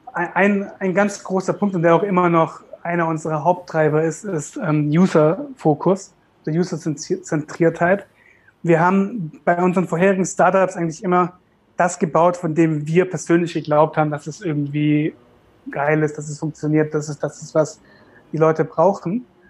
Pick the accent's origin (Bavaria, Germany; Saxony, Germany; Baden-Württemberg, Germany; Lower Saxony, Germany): Baden-Württemberg, Germany; Karlsruhe; wir kommen ja aus Karlsruhe, Süddeutschland